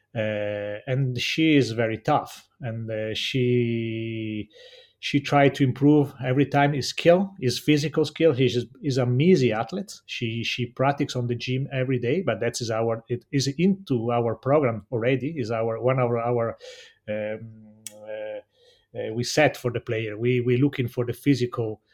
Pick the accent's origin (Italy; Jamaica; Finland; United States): Italy; Cortina d'Ampezzo, Veneto; English is a second language; I come from Cortina d'Ampezzo